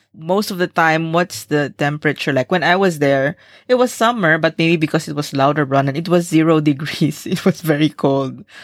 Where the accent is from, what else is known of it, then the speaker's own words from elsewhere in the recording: Philippines; moved away as an adult; also born or lived in Singapore; as a Filipino